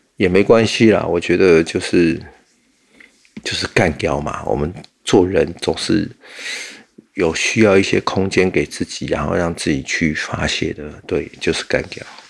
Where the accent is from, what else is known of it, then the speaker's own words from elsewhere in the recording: Taiwan; 我们台湾人